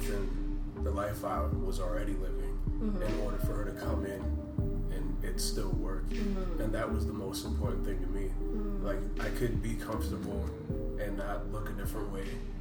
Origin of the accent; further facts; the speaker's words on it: Woodbridge, Virginia, United States; moved away as an adult; now in Washington, D.C., United States; we moved in to D.C. I'm from Woodbridge